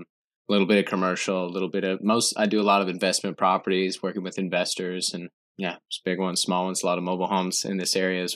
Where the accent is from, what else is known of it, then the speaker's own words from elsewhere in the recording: Fort Smith, Arkansas, United States; I'm from Fort Smith, Arkansas.